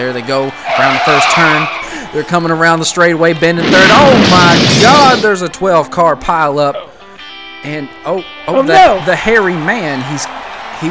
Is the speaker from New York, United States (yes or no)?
no; Eastern Kentucky, United States; I was from Eastern Kentucky, so I'm allowed to make that accent, whether I mean to or not